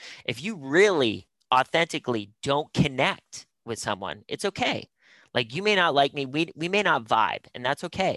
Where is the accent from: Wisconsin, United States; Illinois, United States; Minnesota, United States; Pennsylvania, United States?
Pennsylvania, United States; Pittsburgh; moved away; also born or lived in North Carolina; I'm born and raised in Pittsburgh